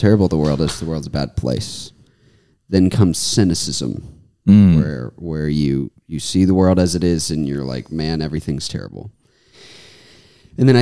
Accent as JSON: {"language": "English", "town": "Brandon", "region": "Mississippi", "country": "United States", "tie": "born or raised there", "said": "I'm from Brandon, Mississippi. It's outside of Jackson."}